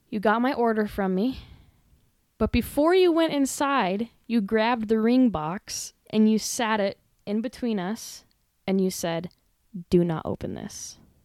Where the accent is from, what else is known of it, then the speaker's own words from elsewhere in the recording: Gillette, Wyoming, United States; I was born and raised right here in Gillette, Wyoming